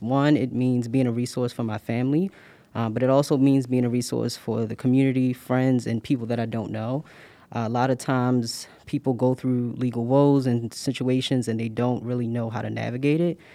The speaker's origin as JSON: {"language": "English", "town": "Baltimore", "region": "Maryland", "country": "United States", "tie": "born or raised there", "moved": "as an adult", "lives_now": "Pittsburgh, United States", "said": "I'm originally from Baltimore, Maryland"}